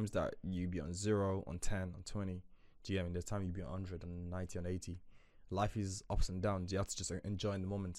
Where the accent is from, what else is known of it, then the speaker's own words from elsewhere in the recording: Nigeria; I grew up quite tough in Nigeria